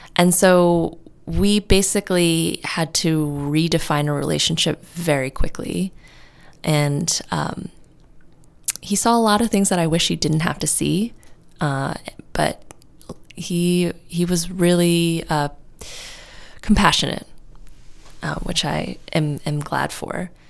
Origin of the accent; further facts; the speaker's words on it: New York City, New York, United States; moved away as an adult; now in California, United States; I'm from New York City and I moved out to California on my own